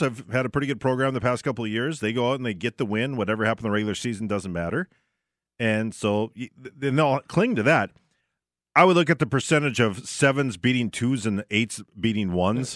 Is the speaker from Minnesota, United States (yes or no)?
yes; Barnesville, Minnesota, United States; born or raised there; moved away